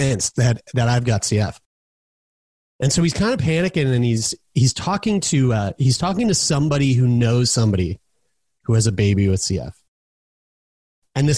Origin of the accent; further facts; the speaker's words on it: Halifax, Nova Scotia, Canada; also born or lived in Newfoundland; my parents uprooted their entire life in Newfoundland and moved to here where I'm at right now, Halifax, Nova Scotia, which is my hometown